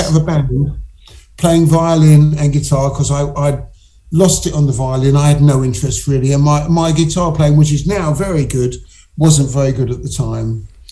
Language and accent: English; England, United Kingdom; being English